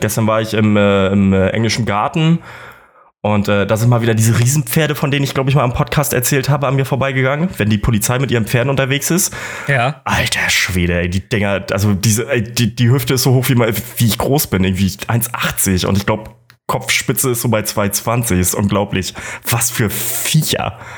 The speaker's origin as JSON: {"language": "German", "town": "Kiel", "region": "Schleswig-Holstein", "country": "Germany", "moved": "as an adult", "lives_now": "Munich, Germany", "said": "ich komme aus Kiel"}